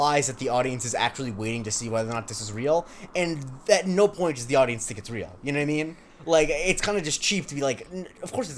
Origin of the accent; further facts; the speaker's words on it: West Coast of Florida, United States; I'm on the West Coast